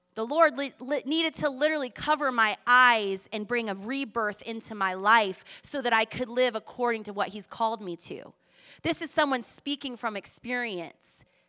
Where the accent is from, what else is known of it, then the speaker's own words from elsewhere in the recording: Boston, Massachusetts, United States; also born or lived in Australia / Manhattan Beach, California; now in Culver City, United States; I grew up on the East Coast in Boston